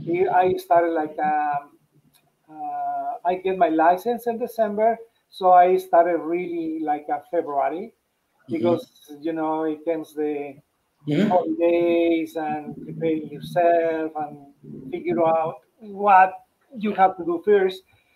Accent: Mexico; English is a second language; moved away as an adult; now in United States; So that was when I came from Mexico. I worked there for 13 years, and then I worked here for 7 more years.

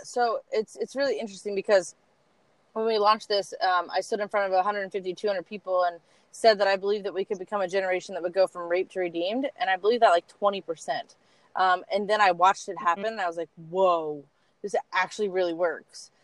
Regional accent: Columbus, Ohio, United States; I was born in Columbus, still in Columbus.

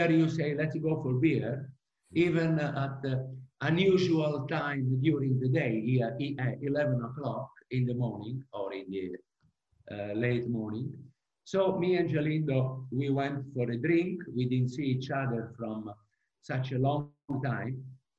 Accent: Italy; moved away as an adult; also born or lived in United States; now in Prague, Czech Republic; So I was born in Italy by an Italian dad and a French mom. I was raised there.

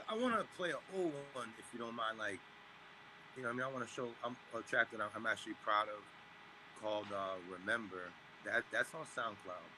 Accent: Cambridge, Massachusetts, United States; we grew up together in Cambridge

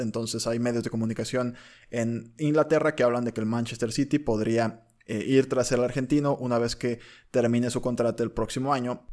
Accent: Mexico; somos mexicanos. Somos mexicanos

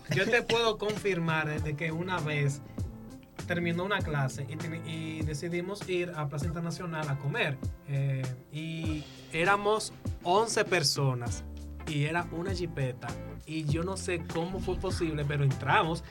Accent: La Vega, Dominican Republic; yo soy de La Vega

